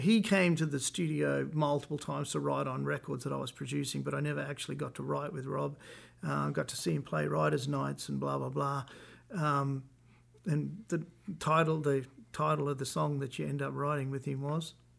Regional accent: Australia; moved away as an adult; now in Nashville, United States; I'm Australian, so we're both Commonwealth country people living in Nashville, Tennessee

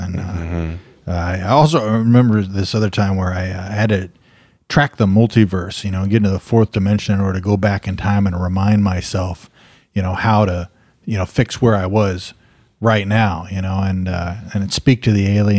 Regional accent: Louisiana, United States; I just remember when I was a young boy growing up in Louisiana, you know, and my dad was nowhere to be seen

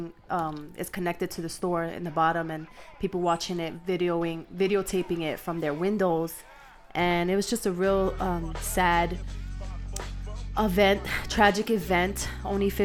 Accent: New York City, New York, United States; now in El Paso, United States; In the South Bronx, you know, my hometown.

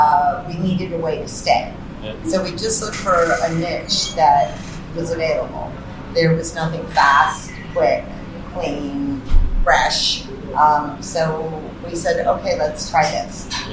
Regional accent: Massachusetts, United States; moved away as an adult; also born or lived in Santo Domingo, Dominican Republic; now in Dominican Republic; I'm originally from Massachusetts in the United States. I came down here in the 90s to work in Santo Domingo.

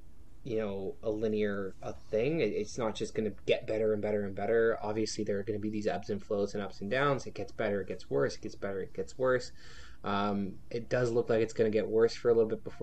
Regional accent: Canada; being a Canadian.

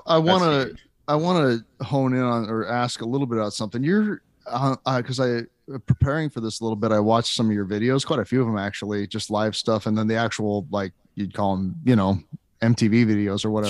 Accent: Lincoln, Nebraska, United States; also born or lived in Washington D.C. area / Lake Tahoe; I'm from Lincoln, but I've lived in the Washington D.C. area and seen shows there. And I lived in Lake Tahoe

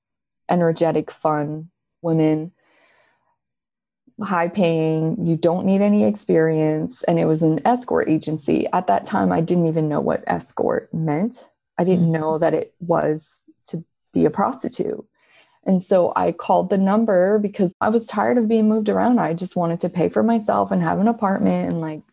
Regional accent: Quebec City, Quebec, Canada; I'm from Quebec City, Canada

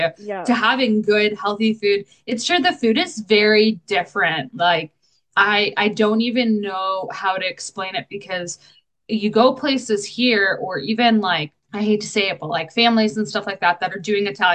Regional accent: Canada; we're Canadian

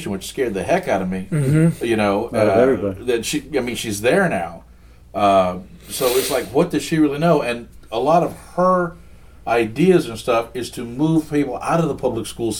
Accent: Texas, United States; I'm from Texas

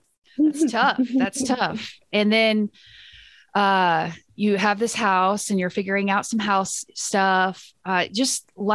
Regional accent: Texas, United States; Rachel grew up at the exact place I grew up in Texas

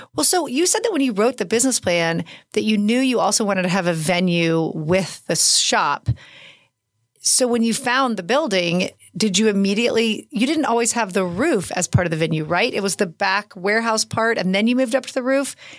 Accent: Oklahoma City, Oklahoma, United States; moved away as an adult; I grew up in Oklahoma City. I lived away for 15 years. I moved home 17 years ago

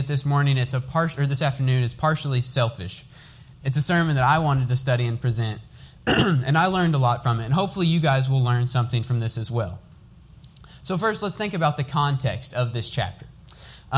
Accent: Lawrenceburg, United States; I'm from Lawrenceburg. I worship at Overland Church of Christ

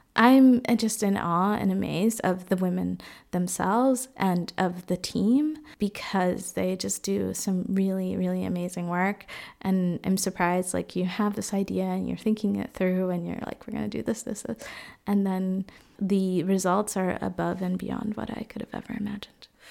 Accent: Boston, Massachusetts, United States; moved away as an adult; also born or lived in Dominican Republic; now in Freiburg, Germany; I grew up in Boston, but was born in the Dominican Republic. And right now, I am living in Freiburg, Germany.

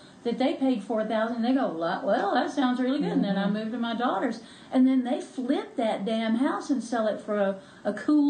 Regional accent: Appalachia, United States; Yeah, and not because I'm a Christian, but because I'm Appalachian.

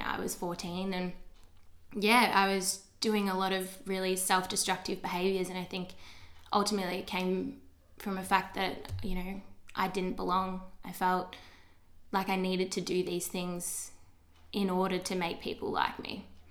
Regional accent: Geelong, Victoria, Australia; I grew up in Geelong my whole entire life

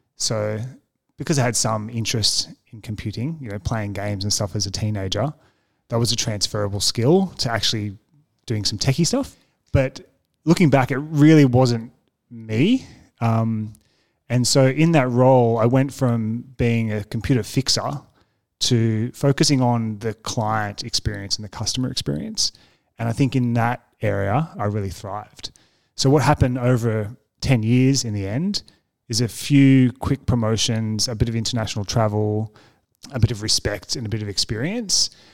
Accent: Windsor, New South Wales, Australia; also born or lived in Marrickville, Sydney; I spent most of my formative years out in Windsor

